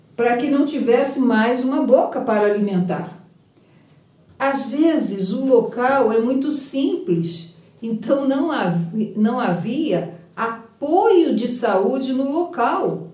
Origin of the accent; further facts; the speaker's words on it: Rio de Janeiro, Brazil; eu sou carioca